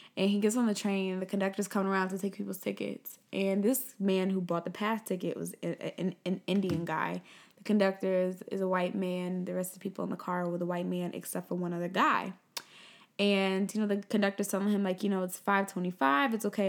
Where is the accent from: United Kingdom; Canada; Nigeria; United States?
Nigeria; Like, yeah, I'm Nigerian and I'm proud about